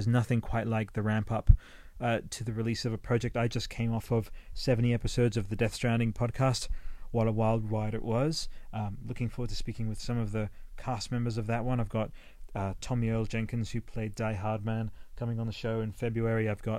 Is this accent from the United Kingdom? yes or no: no; Australia; moved away; Sometimes the Australian will just slip in there, rice, the human race. I am Australian, but I never really absorbed the accent, even though I've been here for over 27 years, so there you go.